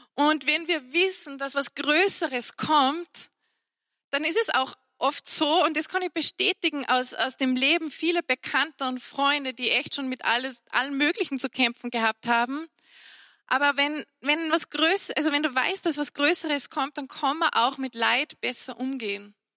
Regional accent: Salzburg, Austria; bei uns in Salzburg

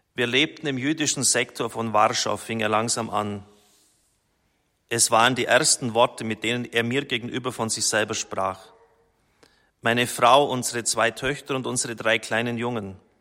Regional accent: Germany; als Deutscher

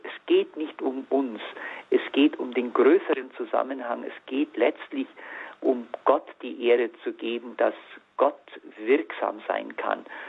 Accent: Allgäu, Bavaria, Germany; moved away as an adult; now in Freiburg, Germany; meine Allgäuer Heimat

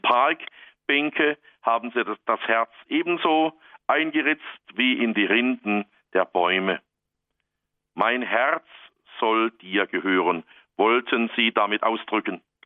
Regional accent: Black Forest, Baden-Württemberg, Germany; hier bei uns im Schwarzwald

